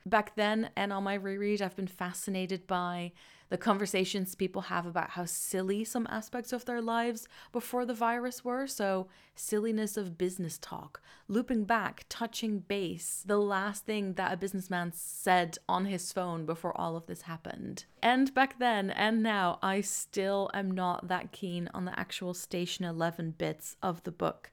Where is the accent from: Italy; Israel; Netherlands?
Netherlands; now in London, United Kingdom; I am originally from the Netherlands and I currently live just outside of London